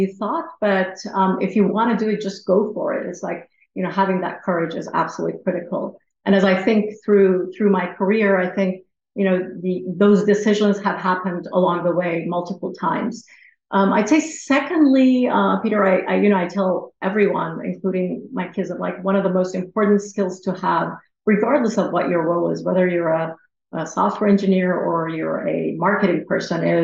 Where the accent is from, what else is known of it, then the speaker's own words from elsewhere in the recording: Iran; moved away; I was from Iran.